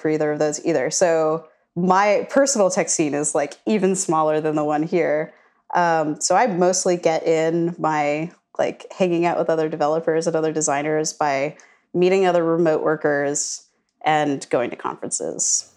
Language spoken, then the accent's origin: English; suburbs right outside of Washington D.C., Virginia, United States; also born or lived in Sullivan County, Pennsylvania; now in Charlottesville, United States; I'm from uh, the Burbs in right outside of Washington D.C. So I am from Virginia originally, but I've moved within Virginia